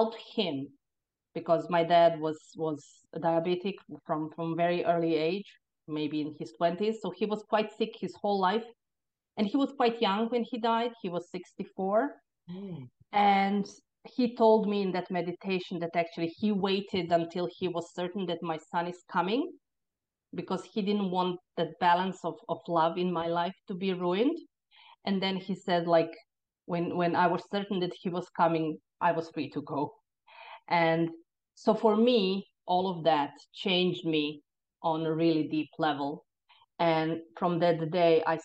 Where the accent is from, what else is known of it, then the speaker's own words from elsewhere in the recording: Croatia; moved away as an adult; now in Ireland; I was born in Croatia. And in the time when I was born in the 70s, Croatia was still part of Yugoslavia